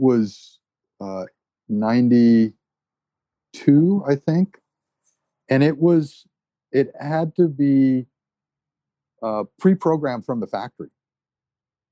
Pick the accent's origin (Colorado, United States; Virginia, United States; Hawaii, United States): Hawaii, United States; Maui; also born or lived in New Jersey; that's where we grew up on Maui, was up country.